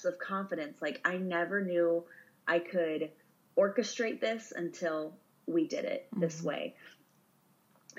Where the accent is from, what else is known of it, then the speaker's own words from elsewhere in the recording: Missouri, United States; moved away; my farm I grew up on in Missouri